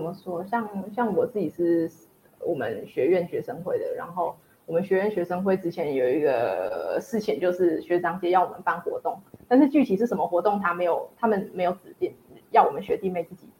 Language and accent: Chinese; Tianjin, China; 因为我来自北方嘛，然后天津其实就很冷很干，然后和台湾原本那种潮湿然后很热的天气是真的差很多的。